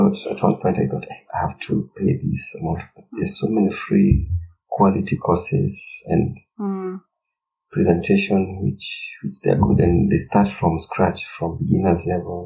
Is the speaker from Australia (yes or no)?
no; Kenya